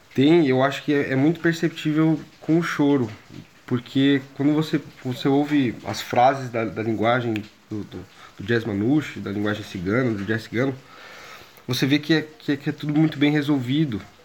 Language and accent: Portuguese; Brazil; also born or lived in Londrina; a gente como brasileiro